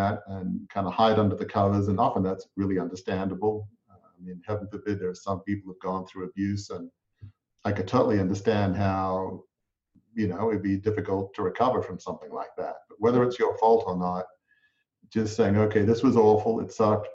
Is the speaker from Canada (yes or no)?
no; Australia; I grew up in Australia in a large family media business